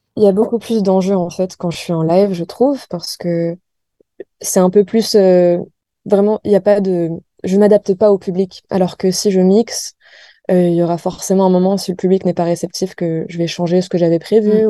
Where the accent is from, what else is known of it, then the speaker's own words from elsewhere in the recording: France; also born or lived in United States / New York; je suis née aux États-Unis, mais j'ai grandi en France